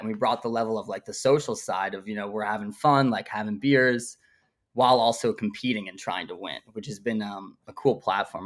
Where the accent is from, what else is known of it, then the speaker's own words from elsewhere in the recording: Brooklyn, New York, United States; I was, like, born and raised in Brooklyn, grew up here, still in Brooklyn